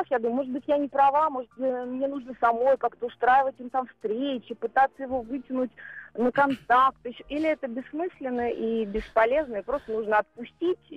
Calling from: Moscow, Russia; я из Москвы

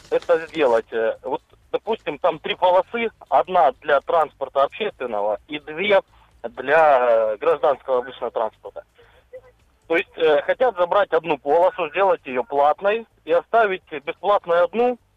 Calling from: Rostov-on-Don, Rostov Oblast, Russia

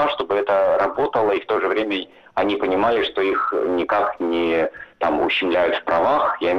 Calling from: Helsinki, Uusimaa, Finland; Хотя я сейчас я говорю да. из Хельсинки

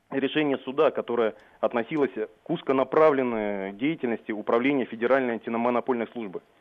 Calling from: Moscow, Russia; я из Москвы вам звоню

